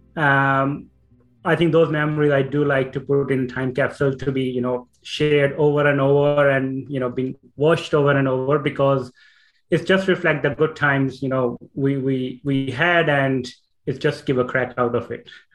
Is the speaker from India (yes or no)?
yes; Punjab, India; moved away as an adult; now in Ireland; so I'm originally from India, north part, Punjab, and uh, I born and brought up there